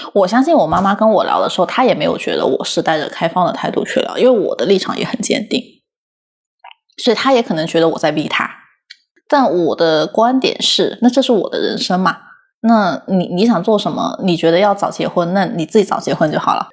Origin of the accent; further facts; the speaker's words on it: Guangdong, China; 我在广东长大